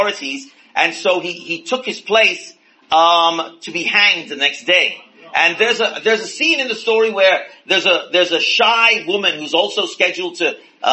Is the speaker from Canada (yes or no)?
no; India; growing up in India, in a different religion